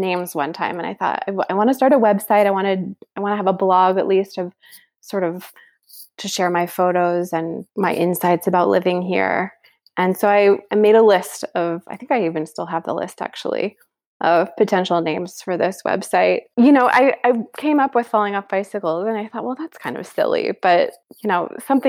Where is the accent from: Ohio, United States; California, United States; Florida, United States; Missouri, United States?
Missouri, United States; Kansas City; moved away as an adult; now in Paris, France; my hometown of Kansas City